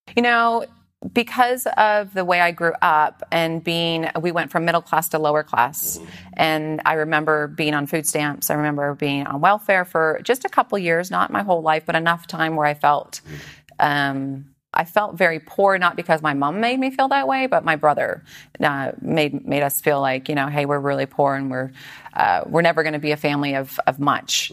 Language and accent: English; Aldergrove, British Columbia, Canada; moved away as an adult; also born or lived in Edmonton, Alberta / Vancouver; now in San Diego, United States; Originally, I was born in Edmonton. Okay. And then I moved to Vancouver area, just outside of uh, Vancouver, in a little small town with 5,000 people called Aldergrove.